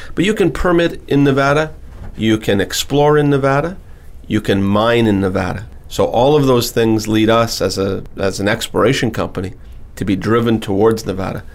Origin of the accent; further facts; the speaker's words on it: Timmins, Ontario, Canada; I was born in Timmins, Ontario. And Timmins, Ontario is a small city in, in northern Ontario, Canada